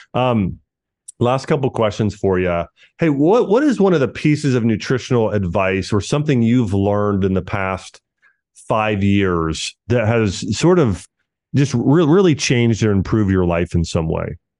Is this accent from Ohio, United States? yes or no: yes; Ohio, United States; growing up in the Midwest and Ohio